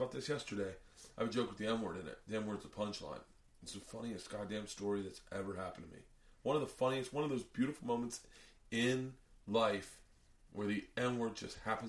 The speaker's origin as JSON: {"language": "English", "region": "the South", "country": "United States", "tie": "born or raised there", "also_born_or_lived": "New York", "moved": "yes", "said": "growing up in the South, every hateful word you could ever imagine was uttered just in a baseball practice."}